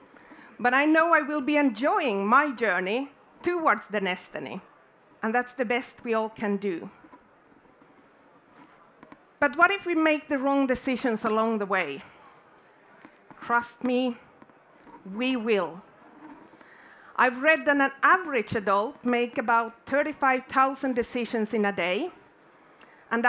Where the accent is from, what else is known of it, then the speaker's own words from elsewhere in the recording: Finland; I'm born and raised in Finland